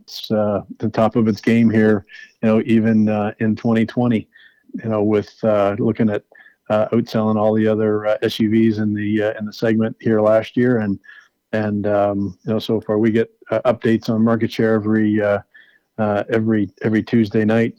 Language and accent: English; New Brunswick, Canada; where I grew up in New Brunswick